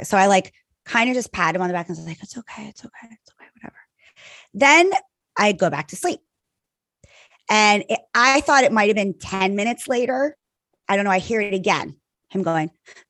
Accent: Ireland; I'm Irish. I could have at least four glasses of wine, probably not even really be that drunk.

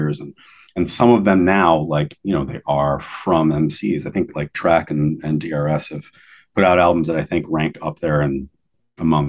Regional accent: United States; moved away; being American originally

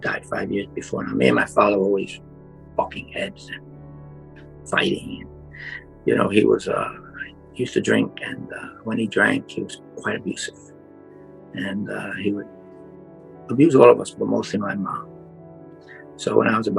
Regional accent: New York City, New York, United States; now in Florida, United States; I grew up in the South Bronx

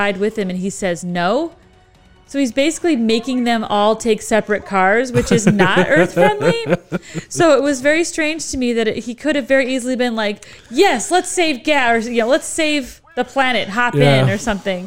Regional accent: United States; I'm American

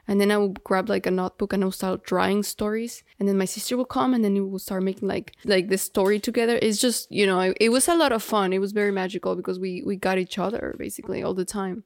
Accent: Guadalajara, Jalisco, Mexico; English is a second language; now in Miami, United States; we grew up in Mexico. We're, like, third generation Mexican

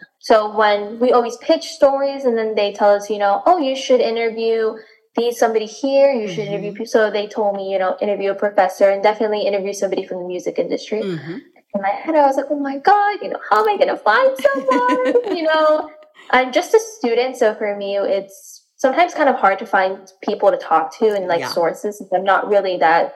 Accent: Miami, Florida, United States; also born or lived in Washington, D.C.; I was born and raised in Miami, Florida as well

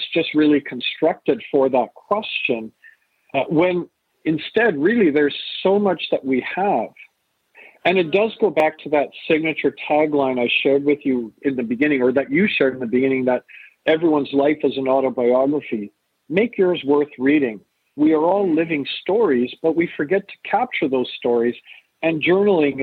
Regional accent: Canada; also born or lived in England; born in England, raised in Canada

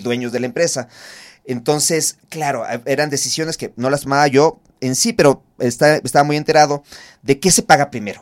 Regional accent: Ecuador; nosotros como ecuatorianos

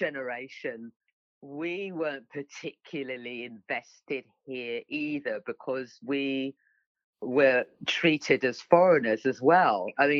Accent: United Kingdom; We're not migrants. You know, we're British. We're born British for generations.

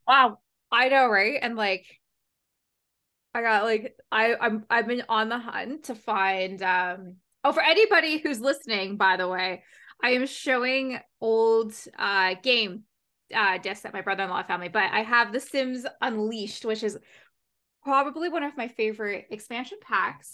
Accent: Canada; also born or lived in Ontario; I'm from Canada

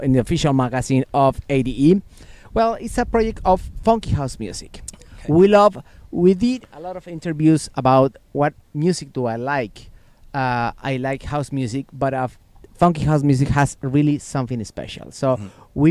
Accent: Puebla, Mexico; also born or lived in Mexico City / Texas; we come from Puebla, Mexico

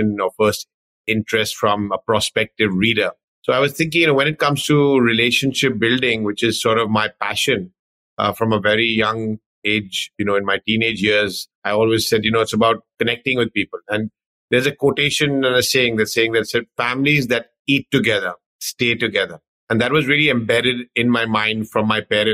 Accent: London, United Kingdom; I was sort of born and brought up in London, UK

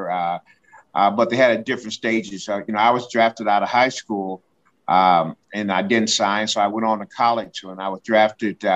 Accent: Decatur, Illinois, United States; I grew up in Decatur, Illinois

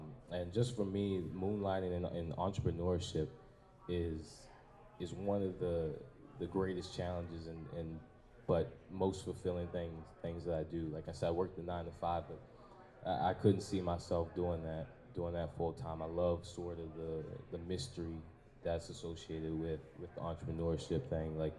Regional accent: Baltimore, Maryland, United States; born and raised in Baltimore

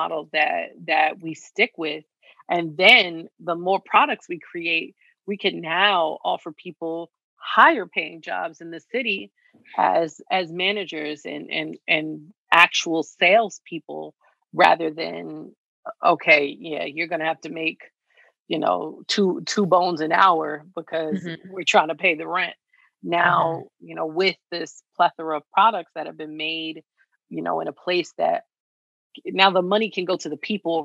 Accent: New York City, New York, United States; I grew up in Lower Harlem, in between the East and the West Side.

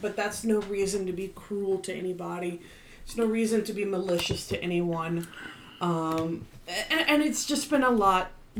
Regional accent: Virginia Beach, Virginia, United States; moved away; Virginia Beach, which, you know, my hometown.

